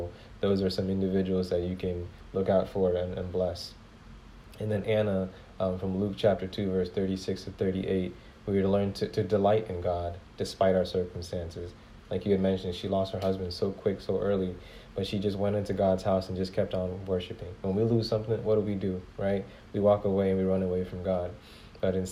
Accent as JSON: {"language": "English", "country": "Ghana", "tie": "born or raised there", "said": "I come from Ghana. When I say I come from Ghana, like, I was born in Ghana"}